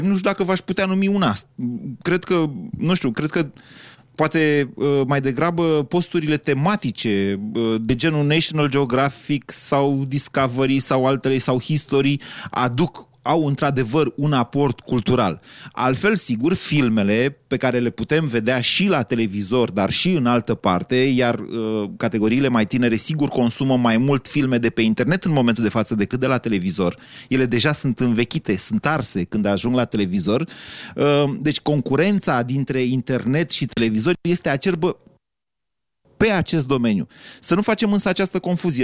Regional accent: Oltenia, Romania; sunt oltean

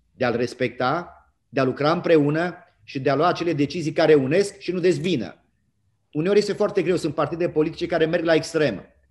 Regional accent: Romania; suntem toți români

